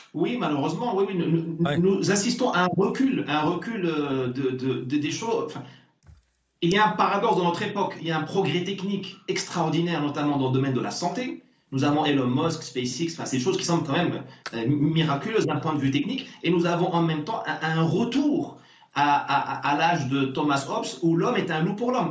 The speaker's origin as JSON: {"language": "French", "country": "Morocco", "tie": "born or raised there", "moved": "yes", "lives_now": "France", "said": "moi, je suis né au Maroc. Je me considère comme marocain"}